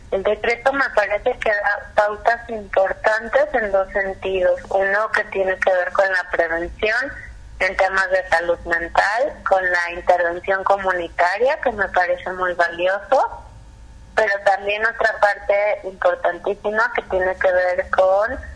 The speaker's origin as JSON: {"language": "Spanish", "region": "Jalisco", "country": "Mexico", "said": "específicamente en nuestro estado, en Jalisco"}